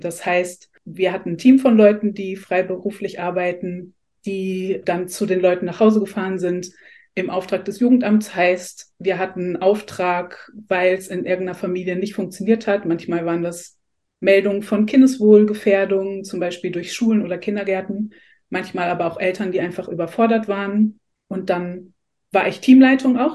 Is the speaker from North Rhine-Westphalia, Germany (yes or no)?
yes; Essen, North Rhine-Westphalia, Germany; ich komme aus Essen